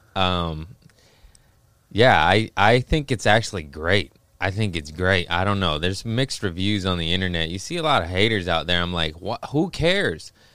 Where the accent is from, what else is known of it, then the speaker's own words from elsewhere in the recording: Los Angeles, California, United States; also born or lived in Torrance / Harbor City / Lomita; Los Angeles, born and raised